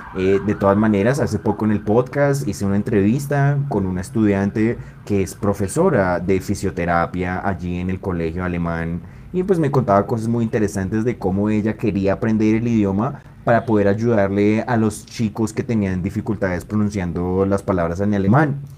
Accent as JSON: {"language": "Spanish", "region": "Bogotá", "country": "Colombia", "said": "yo soy bogotano de acá"}